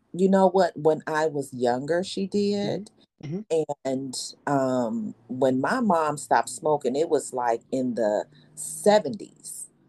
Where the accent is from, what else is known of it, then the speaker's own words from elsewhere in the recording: Detroit, Michigan, United States; I am from Detroit, retired hairstylist